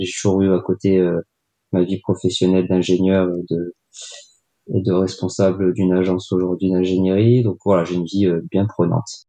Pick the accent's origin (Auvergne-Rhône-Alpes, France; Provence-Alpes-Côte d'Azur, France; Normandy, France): Auvergne-Rhône-Alpes, France; Grenoble; je suis grenoblois d'origine